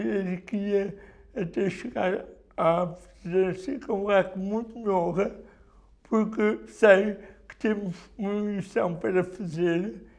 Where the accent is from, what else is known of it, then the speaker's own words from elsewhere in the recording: Bozal, Viseu, Portugal; moved away as an adult; also born or lived in Lisbon; Eu sou de Bozal, que é uma vila do distrito de Viseu